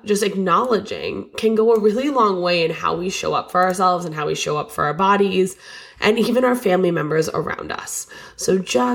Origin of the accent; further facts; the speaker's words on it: Lee, Massachusetts, United States; I'm opening a local yoga studio in my hometown of Lee, Massachusetts in January 2024.